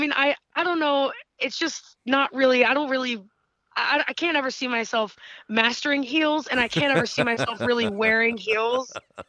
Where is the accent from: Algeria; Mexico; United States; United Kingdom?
United States; upstate New York; in upstate New York, it's like my hometown's big arena.